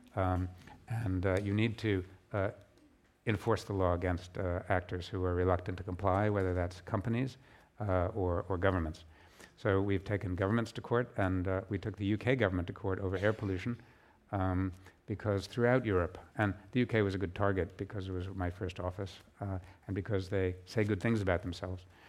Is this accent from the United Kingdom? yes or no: yes; United Kingdom; my home country of the U K